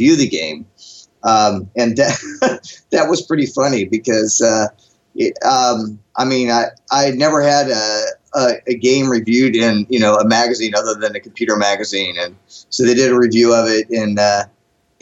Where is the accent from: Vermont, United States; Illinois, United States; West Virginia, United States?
West Virginia, United States; Huntington; moved away; My hometown is in Huntington, West Virginia